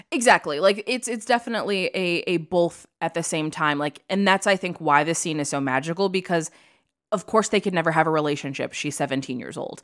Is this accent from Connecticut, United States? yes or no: no; Illinois, United States; I grew up in Illinois